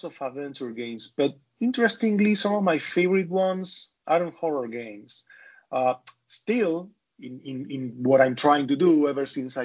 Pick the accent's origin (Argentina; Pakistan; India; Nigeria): Argentina; I'm a developer from Argentina